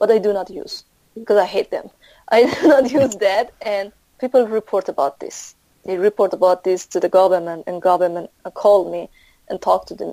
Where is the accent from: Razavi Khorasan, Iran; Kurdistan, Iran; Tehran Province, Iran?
Razavi Khorasan, Iran; Mashhad; English is a second language; moved away as an adult; now in Philippines; I'm from Mashhad state